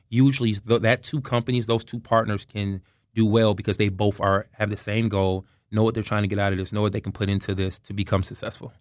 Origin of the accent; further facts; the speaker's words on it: Detroit, Michigan, United States; moved away; also born or lived in Atlanta, Georgia / Tallahassee, Florida; So originally I'm from Detroit, Michigan, but um, I'm a transplant from Atlanta, Georgia.